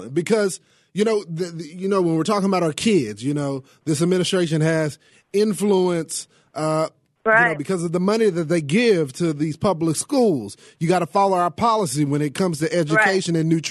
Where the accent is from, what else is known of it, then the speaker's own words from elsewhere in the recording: the South, Texas, United States; I'm from the South, okay? We don't play that here in Texas.